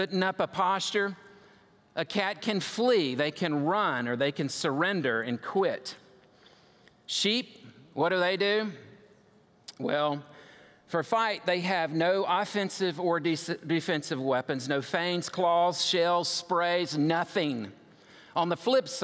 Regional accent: United States; I'm an American

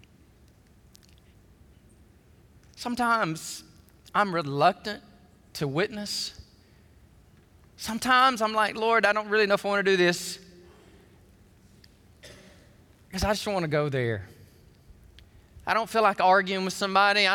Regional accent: Alabama, United States; When I was a kid growing up in Alabama

